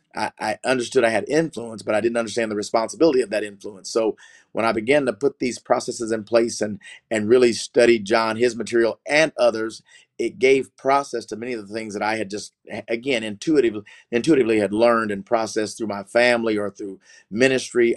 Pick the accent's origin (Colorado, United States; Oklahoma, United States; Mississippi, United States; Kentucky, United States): Oklahoma, United States; Oklahoma City; I, am from Oklahoma City. I grew up in the greater Oklahoma City metro area, really in the country